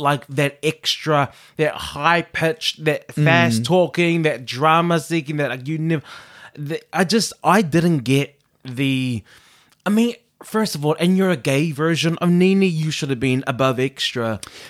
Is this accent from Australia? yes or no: yes; Australia; No, and I'm from Down Under.